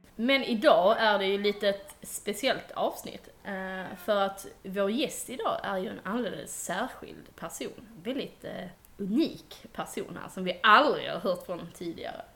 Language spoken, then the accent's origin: Swedish; Denmark; jag är dansk och inte har varit där